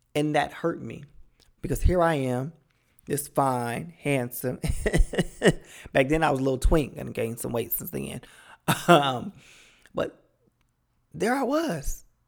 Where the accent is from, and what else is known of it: Cleveland, Ohio, United States; born or raised there